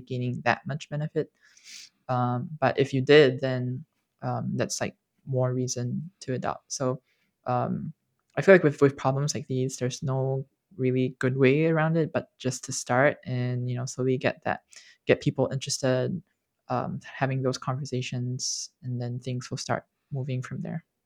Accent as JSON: {"language": "English", "country": "Singapore", "tie": "born or raised there", "said": "I grew up, and I grew up in Singapore"}